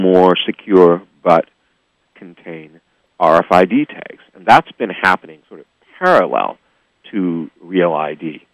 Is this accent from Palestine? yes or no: no; Seattle, Washington, United States; also born or lived in New York City, New York; now in San Francisco Bay Area, United States; I grew up in Seattle, Washington, back when I was a kid.